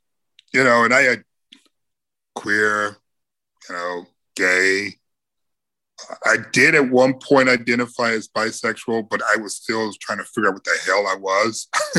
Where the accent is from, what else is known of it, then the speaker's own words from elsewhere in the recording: Midwest, United States; Because we're from the Midwest.